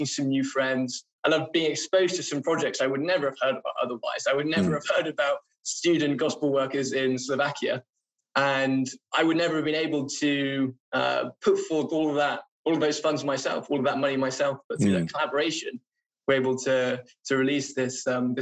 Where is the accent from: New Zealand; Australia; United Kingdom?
United Kingdom; I am a Brit. Maybe this is just a British thing